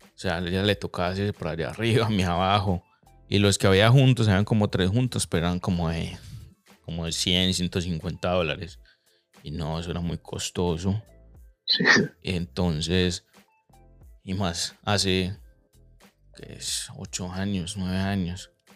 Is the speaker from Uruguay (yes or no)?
no; Medellín, Antioquia, Colombia; yo crecí en Colombia, en Medellín